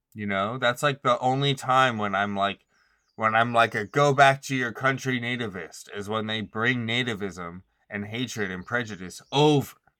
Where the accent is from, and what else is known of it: United States